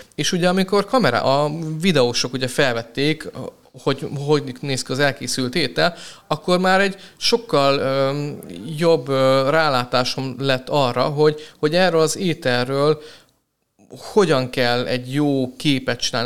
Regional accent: Hungary; moved away as an adult; now in Budapest, Hungary; ugye felkerültem Budapestre, én vidékről származom

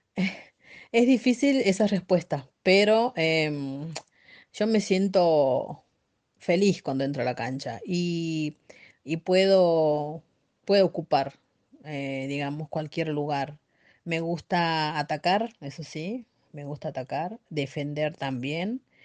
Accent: Santiago del Estero, Argentina; moved away as an adult; now in Buenos Aires, Argentina; yo nací en, Santiago del Estero, me crié allá

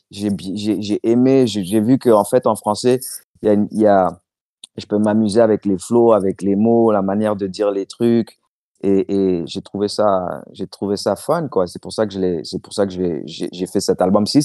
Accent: New York, United States; also born or lived in Washington; J'ai grandi en Amérique, à Washington, à New York, à Brooklyn, je suis allé partout.

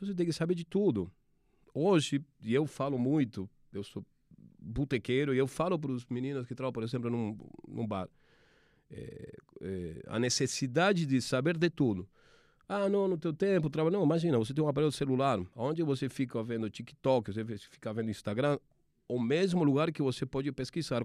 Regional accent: Argentina; accent: Argentine; Portuguese is a second language; moved away; Dá para perceber que sou argentino pelo, pelo meu sotaque, minha forma charmosa de falar.

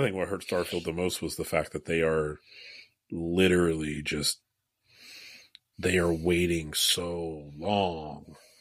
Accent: United States; as an American

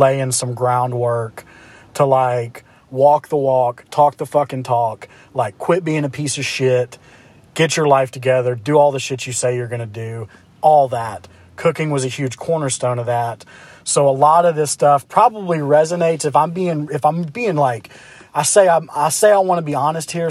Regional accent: Memphis, Tennessee, United States; I'm from Memphis

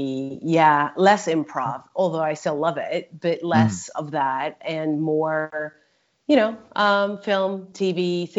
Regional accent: Hungary; also born or lived in California, United States; I was born in Budapest, Hungary. Right. But I grew up between the U.S. and Hungary because I had family in the U.S. So I sort of grew up between California and Hungary. And then I lived all over the world

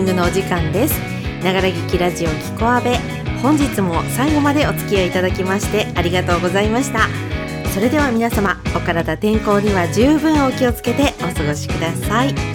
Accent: Akita, Japan; 秋田県生まれでございまして

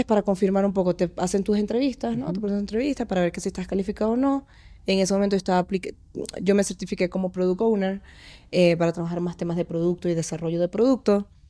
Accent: Maracaibo, Zulia, Venezuela; moved away as an adult; now in Mexico City, Mexico; vengo de Maracaibo, estudié comunicación social en Urbe

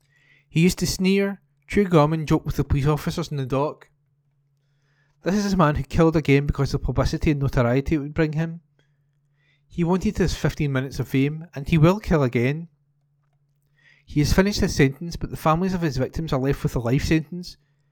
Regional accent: Scotland, United Kingdom; When I grew up in Huntley Drive, we used to cut through the hedge in my back garden, go through Bayside Place all the time.

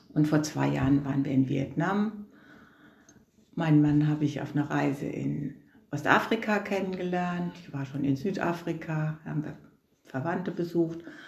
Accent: Flacht, Rhineland-Palatinate, Germany; now in Katzenelnbogen, Germany; geboren bin ich in Flacht

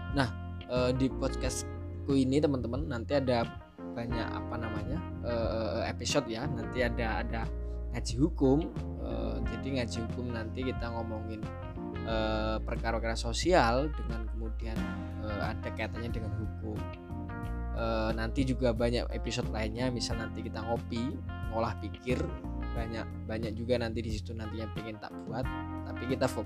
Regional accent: Musi Rawas, South Sumatra, Indonesia; saya … asli saya dari Musirawas, Sumatera Selatan

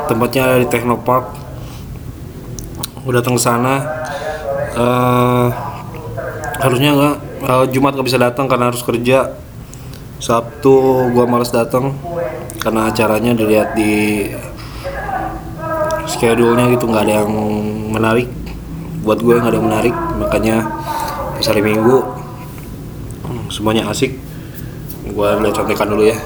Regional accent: Cimahi, West Java, Indonesia; tiba-tiba uh, nih ada acara di Cimahi wah ini kota gue nih Cimahi deket lah naik motor nggak sampai 15 menit juga nyampe

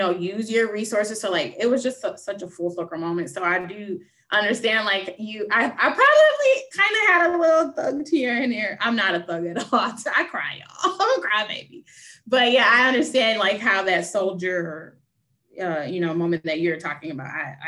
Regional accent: the South, United States; growing up in the South

